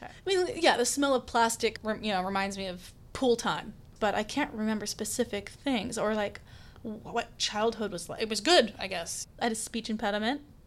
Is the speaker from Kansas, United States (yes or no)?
yes; Stanley, Kansas, United States; moved away; I am from Kansas. I am from Stanley, Kansas. It's a small town about an hour and change south of Kansas City.